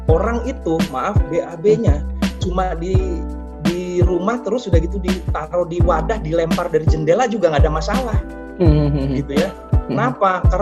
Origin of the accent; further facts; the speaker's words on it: Bogor, West Java, Indonesia; ada yang dari Bekasi dan sisanya Jakarta, saya dari Bogor